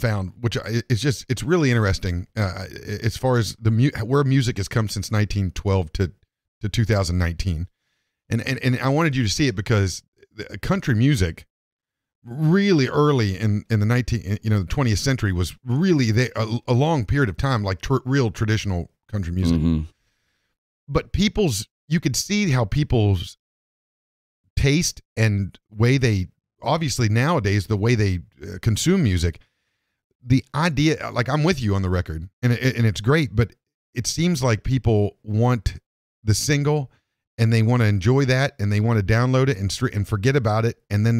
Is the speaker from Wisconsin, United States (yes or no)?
yes; Wisconsin, United States; I'm from West Virginia. Oh, not {S1} sorry. {S0} Wisconsin.